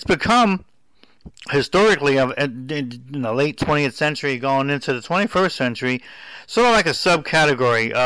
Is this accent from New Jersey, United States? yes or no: yes; Hoboken, New Jersey, United States; where I was born in Hoboken in 1965